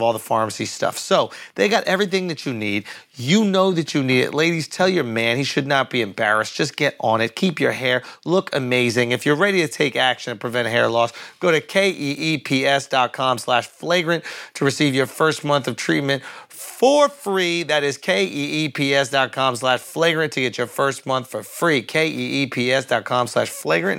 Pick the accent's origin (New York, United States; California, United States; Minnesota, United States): New York, United States; I'm a New Yorker through and through